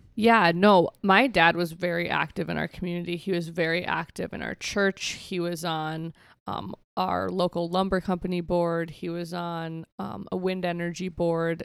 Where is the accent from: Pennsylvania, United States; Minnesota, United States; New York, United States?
Minnesota, United States; Benton; moved away as an adult; also born or lived in Escuintla, Guatemala; now in South Dakota, United States; I grew up on a farm just outside of, like, Benton, Minnesota